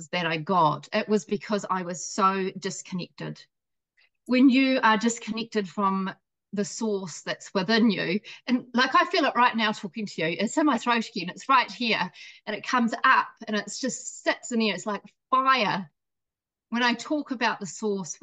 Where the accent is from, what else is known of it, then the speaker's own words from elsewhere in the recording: New Zealand; also born or lived in Scotland; I was born in Scotland as well. I know I don't sound it, but I came here as a baby to New Zealand.